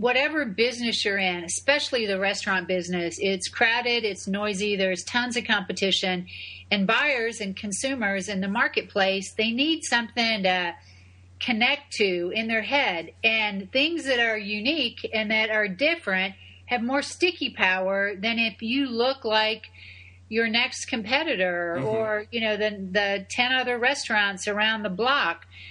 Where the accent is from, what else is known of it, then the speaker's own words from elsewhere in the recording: Buffalo, New York, United States; moved away as an adult; also born or lived in Houston; now in Tampa, United States; I'm an upstate New Yorker gal. I was born in Buffalo